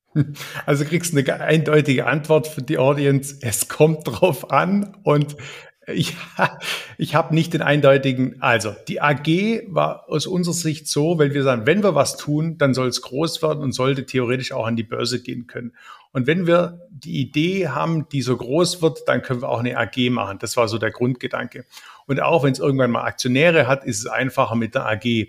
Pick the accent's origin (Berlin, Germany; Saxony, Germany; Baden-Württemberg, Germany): Baden-Württemberg, Germany; Ravensburg; ich bin Ravensburger, eigentlich bin ich Schwabe durch und durch